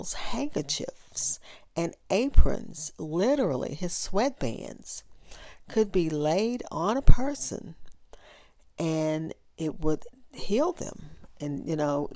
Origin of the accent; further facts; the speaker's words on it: Louisiana, United States; I grew up in Louisiana